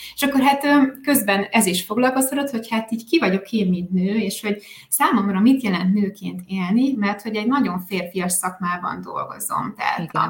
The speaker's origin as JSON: {"language": "Hungarian", "region": "a small village in Tolna County", "country": "Hungary", "tie": "born or raised there", "also_born_or_lived": "Spain / Sweden", "moved": "as an adult", "said": "én egy kis Tolna megyei faluból származom, családból, helyi iskolába jártam, egy közeli gimnáziumban érettségiztem, egészen 18 éves koromig szinte alig hagytam el azt a környéket"}